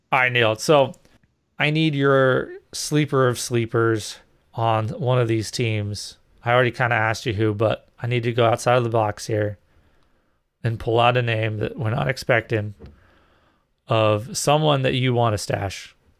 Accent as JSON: {"language": "English", "region": "New England", "country": "United States", "tie": "born or raised there", "said": "I grew up in New England"}